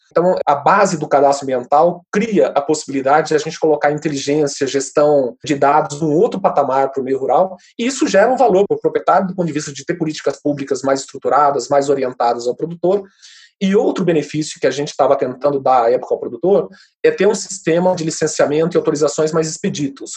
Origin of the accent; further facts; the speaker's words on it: Mato Grosso do Sul, Brazil; eu sou do Mato Grosso do Sul